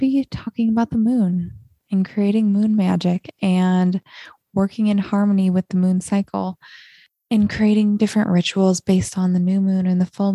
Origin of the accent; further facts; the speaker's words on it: Montana, United States; growing up in Montana, when you can see the Milky Way every single night